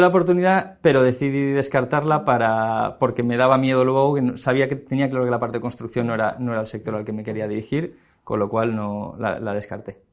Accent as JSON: {"language": "Spanish", "town": "Valencia", "region": "Valencian Community", "country": "Spain", "moved": "as an adult", "lives_now": "Madrid, Spain"}